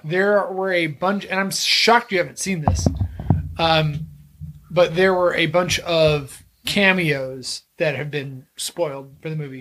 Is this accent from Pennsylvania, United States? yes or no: no; Texas, United States; I'm from Texas.